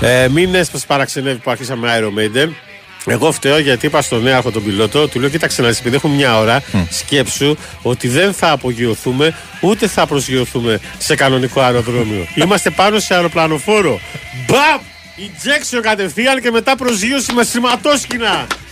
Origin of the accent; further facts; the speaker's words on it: Piraeus, Attica, Greece; στο χωριό μου τον Πειραιά